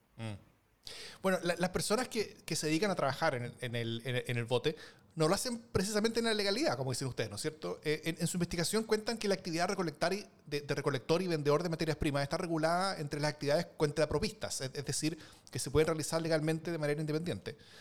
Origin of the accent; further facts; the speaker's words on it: Chile; en mi país, por ejemplo, Chile